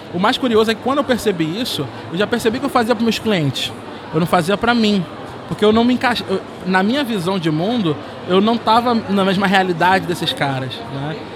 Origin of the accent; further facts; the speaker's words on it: Rio de Janeiro, Brazil; Eu sou nascido e criado numa favela lá no Rio de Janeiro